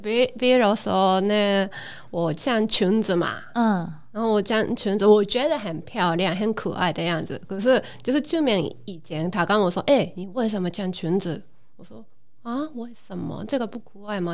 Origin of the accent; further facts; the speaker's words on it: Japan; Chinese is a second language; now in Taiwan; 我是日本人